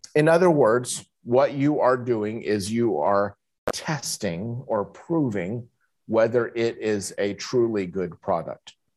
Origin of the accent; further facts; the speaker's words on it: United States; moved away as an adult; now in Kuala Lumpur, Malaysia; I'm an American